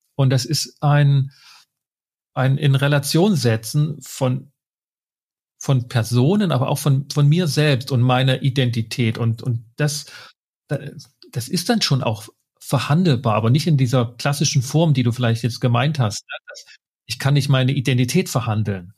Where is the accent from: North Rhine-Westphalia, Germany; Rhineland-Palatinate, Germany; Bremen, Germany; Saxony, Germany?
Saxony, Germany; ich komme aus Sachsen